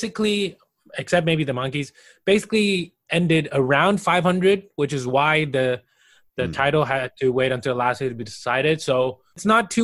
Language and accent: English; Taiwan; moved away; also born or lived in Austria; being born and raised in Taiwan